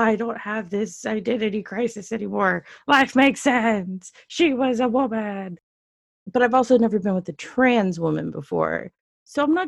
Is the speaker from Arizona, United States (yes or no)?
no; Dallas, Texas, United States; born or raised there